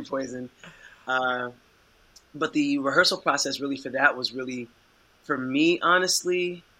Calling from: Chicago, Illinois, United States; I am currently calling from Chicago, Illinois.

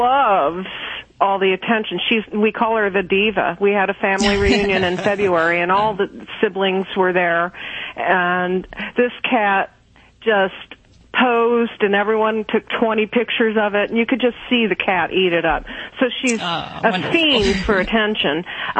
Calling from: Kentucky, United States

